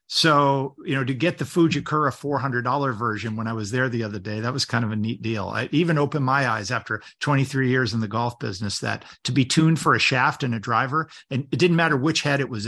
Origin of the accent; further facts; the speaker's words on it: Connecticut, United States; Maybe when I get back to Connecticut, that's my home state, by the way, Connecticut.